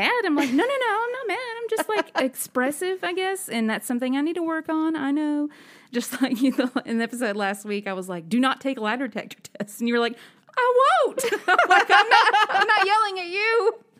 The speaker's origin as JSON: {"language": "English", "town": "Birmingham", "region": "Alabama", "country": "United States", "said": "I'm from Birmingham"}